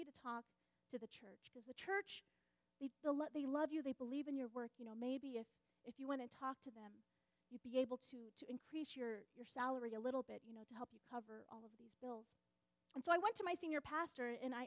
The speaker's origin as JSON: {"language": "English", "region": "Southeastern California", "country": "United States", "tie": "born or raised there", "also_born_or_lived": "Michigan", "said": "growing up in Southeastern California Conference"}